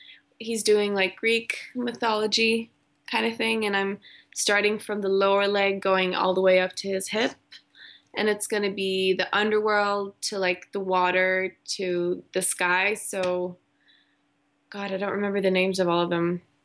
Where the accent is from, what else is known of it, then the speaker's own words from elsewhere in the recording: Malaysia; also born or lived in Germany; now in Sweden; I went to really good schools growing up in Malaysia and Germany, private schools. And then I came to Sweden